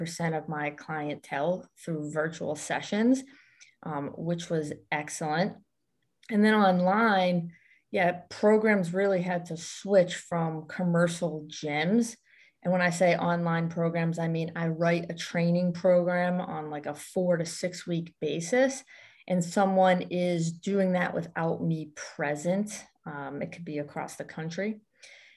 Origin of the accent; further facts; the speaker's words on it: Western Massachusetts, United States; also born or lived in Boston area, Massachusetts; I was born in Western Massachusetts area, and now I reside more close to the Boston area